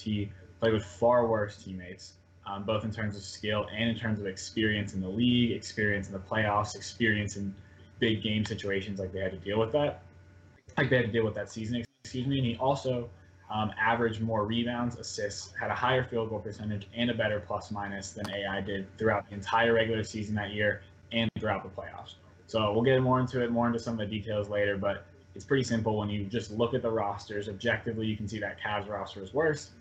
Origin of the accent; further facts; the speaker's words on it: Cincinnati, Ohio, United States; i am originally from Cincinnati, so I grew up supporting all the Ohio sports teams